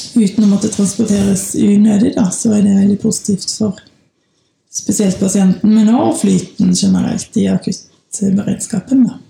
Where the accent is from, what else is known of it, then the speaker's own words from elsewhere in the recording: Bergen, Vestland, Norway; moved away as an adult; also born or lived in Denmark; now in Gudbrandsdalen, Norway; jeg kommer fra Bergen.